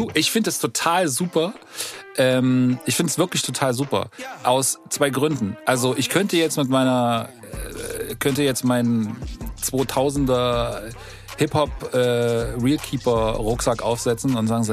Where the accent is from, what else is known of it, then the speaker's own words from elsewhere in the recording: East Germany, Germany; bei uns im Osten